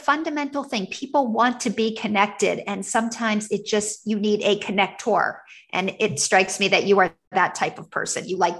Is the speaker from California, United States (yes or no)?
no; Montgomery County, Maryland, United States; I grew up very close to you, Tony, actually, in Montgomery County.